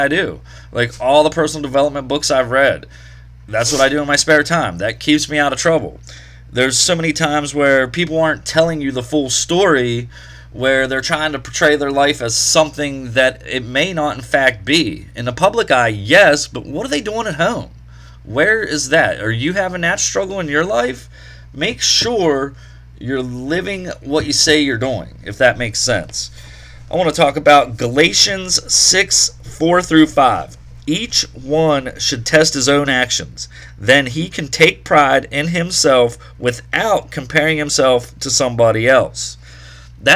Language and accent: English; Wheeling, West Virginia, United States; here in the Wheeling area, Chili Cook-Off is coming up Saturday, July the 2nd. One of my favorite events here in my hometown